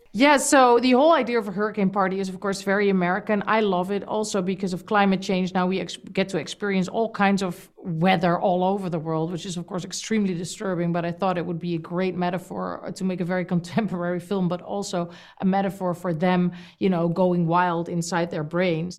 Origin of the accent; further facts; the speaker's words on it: Amsterdam, North Holland, Netherlands; In my country, I'm from Amsterdam, the Netherlands